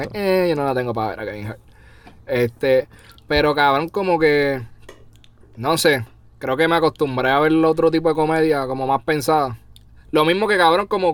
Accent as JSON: {"language": "Spanish", "country": "Puerto Rico", "moved": "yes", "said": "soy puertorriqueño"}